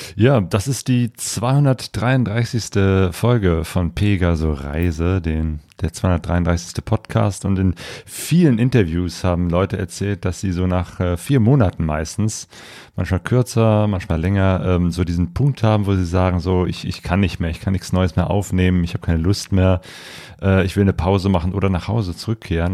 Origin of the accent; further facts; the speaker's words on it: Germany; wir als Deutsche